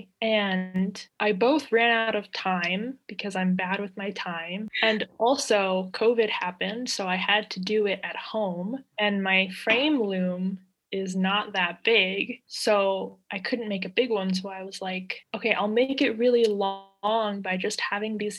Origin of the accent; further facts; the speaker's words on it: Maryland, United States; I'm an artist from Maryland. I live in Rockville